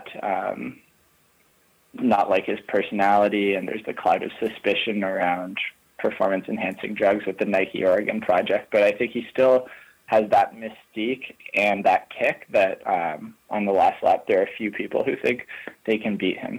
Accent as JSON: {"language": "English", "country": "Canada", "said": "as a Canadian"}